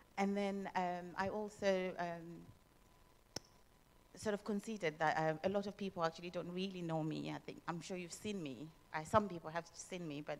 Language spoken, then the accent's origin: English; Zimbabwe; moved away; I was born and brought up in Zimbabwe